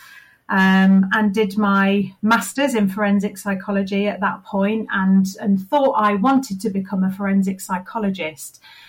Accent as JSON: {"language": "English", "town": "Leicester", "region": "East Midlands", "country": "United Kingdom", "tie": "born or raised there", "moved": "as an adult", "said": "I moved back to my hometown of Leicester"}